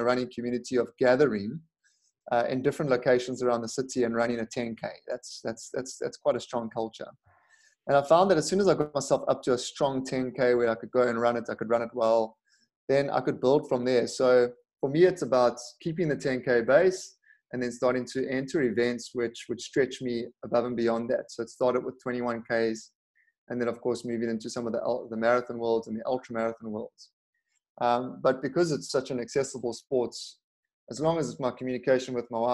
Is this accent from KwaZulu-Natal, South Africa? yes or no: yes; Durban, KwaZulu-Natal, South Africa; my hometown of Durban